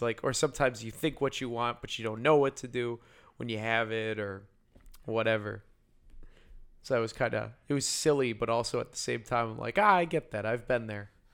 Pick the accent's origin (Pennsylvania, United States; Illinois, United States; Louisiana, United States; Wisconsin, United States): Illinois, United States; Yorkville; I grew up in Yorkville, which is past Aurora, where it's all white people